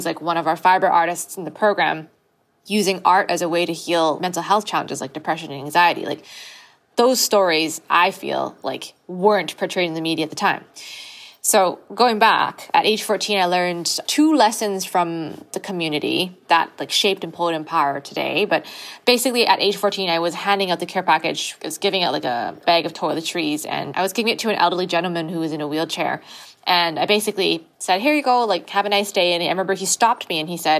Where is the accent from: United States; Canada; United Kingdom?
Canada; Vancouver, British Columbia; I'm born and raised in Vancouver